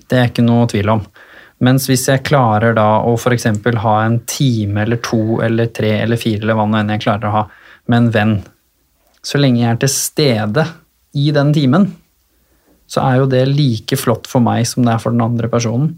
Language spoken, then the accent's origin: Norwegian; Hurum, Buskerud, Norway; hjemme på Hurum har jeg det egentlig ganske trygt og fint i familien